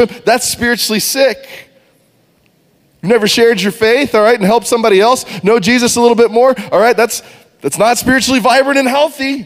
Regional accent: Texas, United States; We grew up in Texas

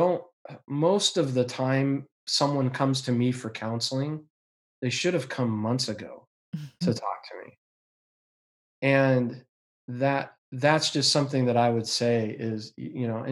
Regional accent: Yakima, Washington, United States; I've been growing up in Yakima

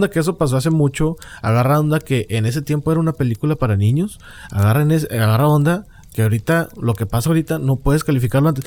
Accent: Mexico; porque a un chihuahua le ponen un sombrerito mexicano y porque yo soy mexicano.

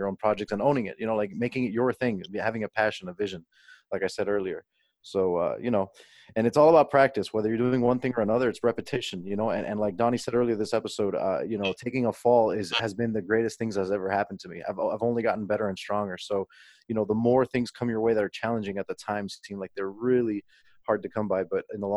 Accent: Miami, Florida, United States; moved away; growing up in Miami

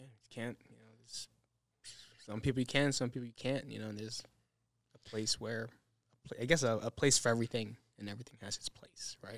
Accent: New Jersey, United States; now in Las Vegas, United States; we're from New Jersey

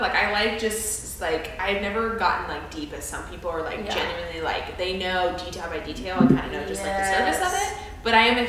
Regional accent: Florida, United States; moved away; also born or lived in Tennessee; I was born and raised in Florida half of my life before I lived in Tennessee, so I grew up in the ocean.

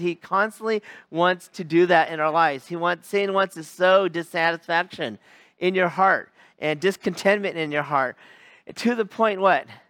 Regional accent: United States; also born or lived in Oakland, California; we can relate to any of this as American Christians

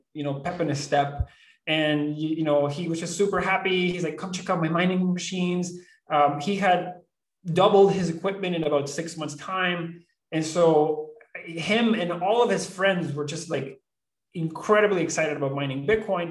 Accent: Venezuela; moved away; I was born and raised in Venezuela

